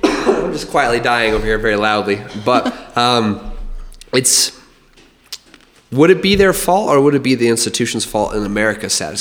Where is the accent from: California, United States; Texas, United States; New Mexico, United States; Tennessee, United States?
New Mexico, United States; Albuquerque; also born or lived in Montana; growing up in Albuquerque